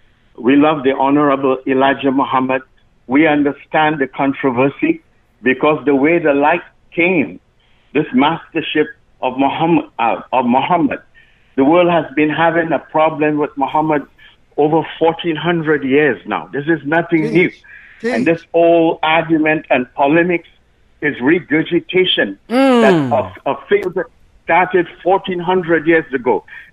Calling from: Canada; I'm calling from Canada to just give a salam alaikum shout out from Canada.

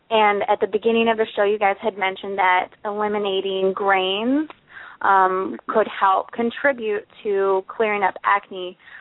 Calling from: Miami, Florida, United States; I'm actually calling from Miami, Florida

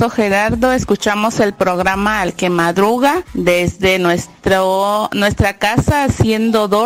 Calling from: Mexico City, Mexico; Los escucho desde Iztapalapa, Ciudad de México. Y hoy los estoy escuchando desde mi casa

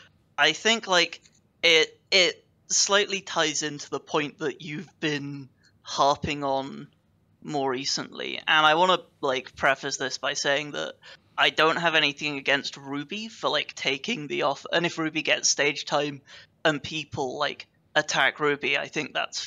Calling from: United Kingdom; I am calling from the United Kingdom.

